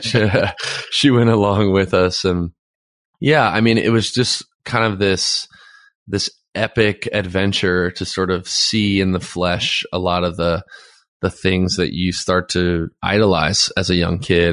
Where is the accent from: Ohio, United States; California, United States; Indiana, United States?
California, United States; Los Angeles; also born or lived in Santa Monica; I was born in Santa Monica, and I grew up in Playa del Rey, Westchester area